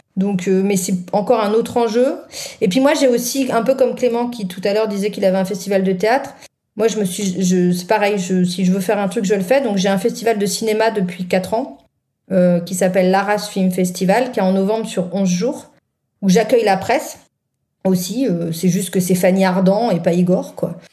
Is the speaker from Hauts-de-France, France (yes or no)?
yes; Nord, Hauts-de-France, France; je suis du Nord